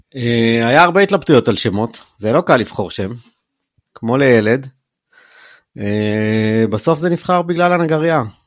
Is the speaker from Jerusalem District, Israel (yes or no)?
yes; Jerusalem, Jerusalem District, Israel; moved away as an adult; also born or lived in Bar Giora; now in Ben Ami, Israel; גדלתי בקריית יובל